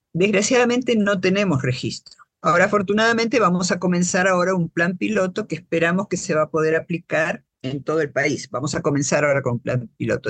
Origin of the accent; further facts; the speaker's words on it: Buenos Aires, Argentina; now in Guatemala; Yo soy guatemalteca nacida en Buenos Aires. Es decir, nací en Buenos Aires hace un montón de años y llegué a Guatemala hace 39 años.